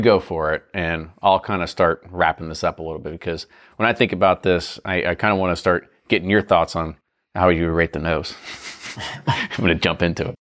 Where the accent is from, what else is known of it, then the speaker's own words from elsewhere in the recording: Kentucky, United States; we're from Kentucky. We grew up on sweet corn